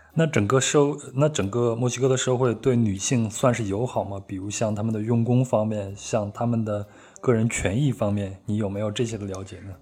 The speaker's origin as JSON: {"language": "Chinese", "region": "Henan", "country": "China", "tie": "born or raised there", "said": "我也是在河南长大的"}